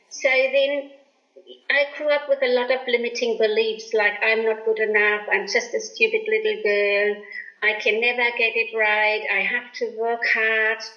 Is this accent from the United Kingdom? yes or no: no; Germany; moved away; I was born in Germany after the war